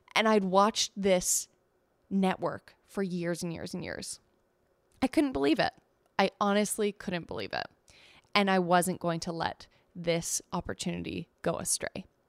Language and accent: English; Canada; We're Canadian